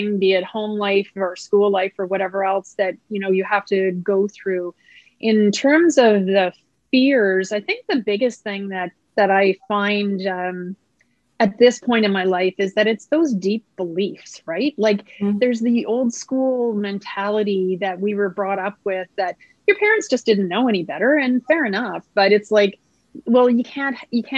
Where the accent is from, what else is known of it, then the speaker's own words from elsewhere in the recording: just outside of Halifax, Nova Scotia, Canada; now in Winnipeg, Canada; I was raised in just outside of Halifax, Nova Scotia